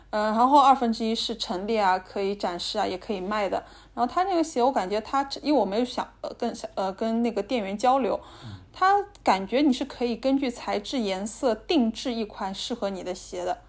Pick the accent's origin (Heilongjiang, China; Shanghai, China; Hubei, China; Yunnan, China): Shanghai, China; 我们上海人